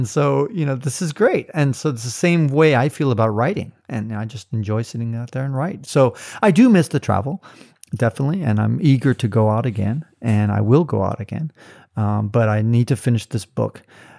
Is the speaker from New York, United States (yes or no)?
no; Silicon Valley, California, United States; also born or lived in San Francisco, California; I grew up in Silicon Valley.